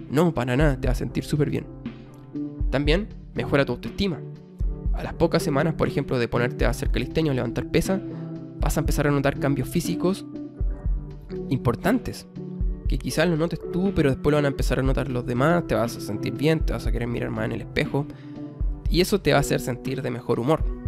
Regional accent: Chile; yo soy chileno, Chile, habrán cachado ahí mi, mi acento

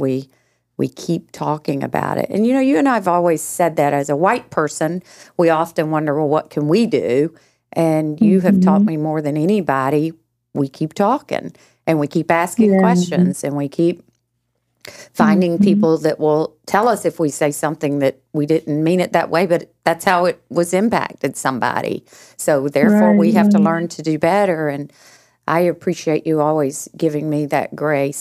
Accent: Georgia, United States; I was born and raised in Georgia, and so, you know, in the South

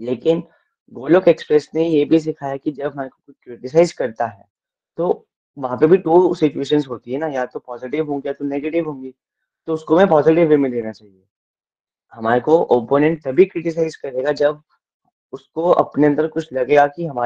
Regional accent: Dharamshala, Himachal Pradesh, India; मैं धर्मशाला से बिलोंग करता हूँ

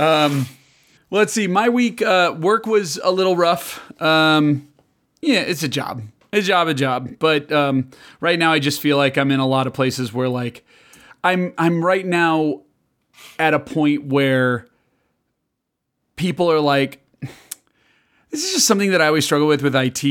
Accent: Chicago, Illinois, United States; moved away; also born or lived in Kansas; I grew up in Chicago

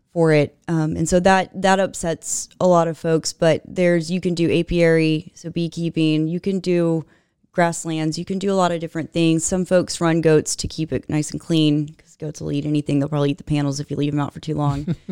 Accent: Katy, Texas, United States; I grew up in Katy proper

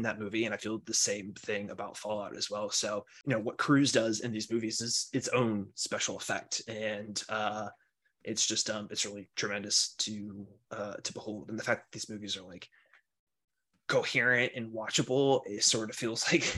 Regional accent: South Carolina, United States; also born or lived in Alabama; now in Washington, D.C., United States; I was born in Alabama, but grew up mostly in South Carolina

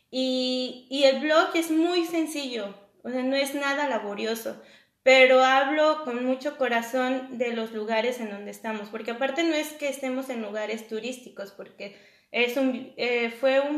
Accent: Mexico; obviamente como extranjero, como mexicano uno va a un lugar, eh, un restaurante mexicano en otro país y es difícil eh, un sazón, ¿no?

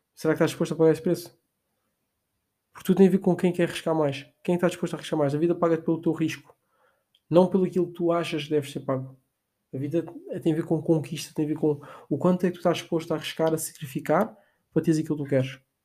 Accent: Portugal; nós fizemos muito aqui em Portugal

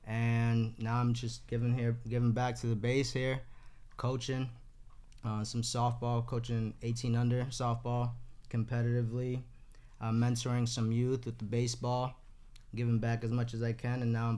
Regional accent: Boston, Massachusetts, United States; born and raised in Eastie since the Sandbox.

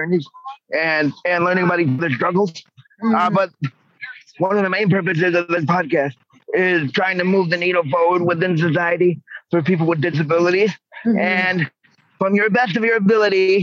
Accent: New York, United States; I was born in New York

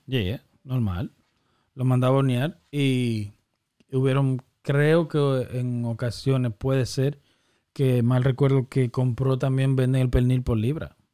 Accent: San Cristóbal, Dominican Republic; moved away; also born or lived in Massachusetts; yo de niño en San Cristóbal

